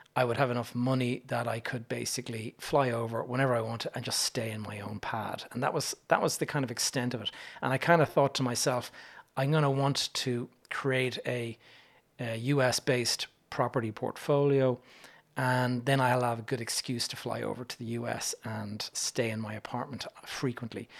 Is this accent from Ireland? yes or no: yes; Ireland; me as an Irish person